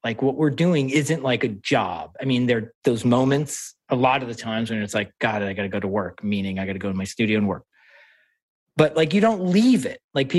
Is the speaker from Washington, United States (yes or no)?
no; New York, United States; I was born in New York, but I'm first generation. So, you know, I grew up speaking different languages